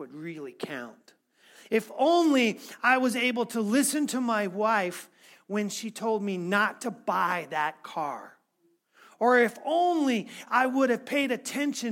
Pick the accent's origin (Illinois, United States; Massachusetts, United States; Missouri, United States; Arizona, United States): Missouri, United States; I'm from Missouri